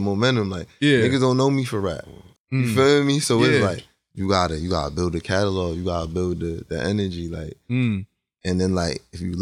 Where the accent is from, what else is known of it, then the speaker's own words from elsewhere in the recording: Hartford, Connecticut, United States; I'm from Hartford, Connecticut